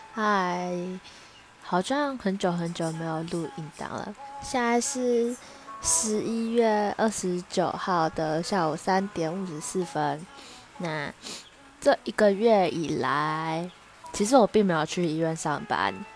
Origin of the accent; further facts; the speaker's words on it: Taichung, Taiwan; moved away as an adult; now in Taipei, Taiwan; 那因为我是台中人，然后我户籍在台中